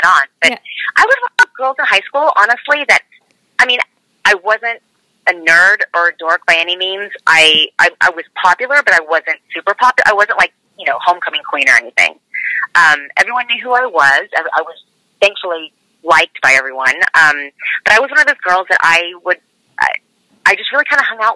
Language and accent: English; Dallas, Texas, United States; also born or lived in Tulsa, Oklahoma; I was raised in Dallas, Texas, and grew up there since I was 5 years old. And before that, I was in Tulsa, Oklahoma.